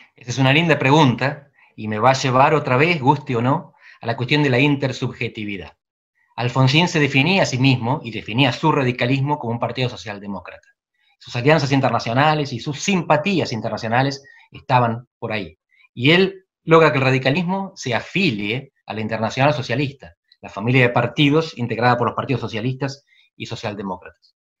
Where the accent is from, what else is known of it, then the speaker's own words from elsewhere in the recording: Barría, centre of Buenos Aires Province, Argentina; moved away as an adult; soy de Barría, en el centro de la provincia de Buenos Aires. En el 86 me, vine a Buenos Aires a estudiar